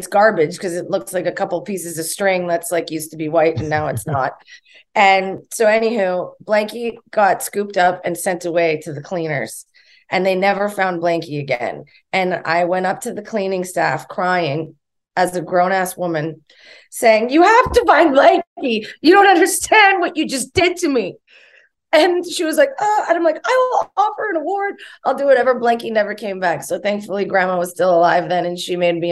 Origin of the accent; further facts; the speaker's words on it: Thunder Bay, Ontario, Canada; my hometown growing up in Thunder Bay, Ontario, Canada